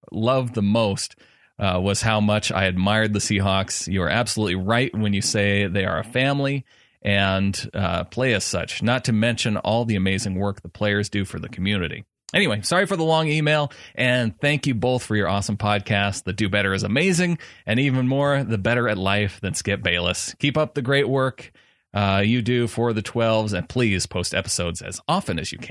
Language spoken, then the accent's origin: English; Seattle, Washington, United States; A 49ers fan and coworker actually got me in love with the game and more importantly, my hometown Hawks.